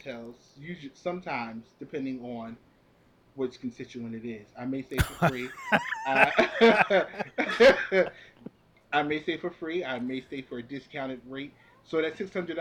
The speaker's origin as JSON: {"language": "English", "town": "Philadelphia", "region": "Pennsylvania", "country": "United States", "said": "Now, in Philly, we don't"}